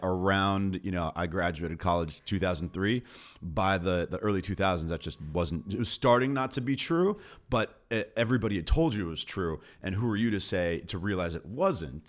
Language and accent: English; Beverly Hills, California, United States; grew up in L A in Beverly Hills